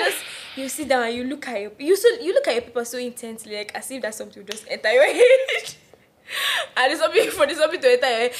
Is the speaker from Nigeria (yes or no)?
yes; Nigeria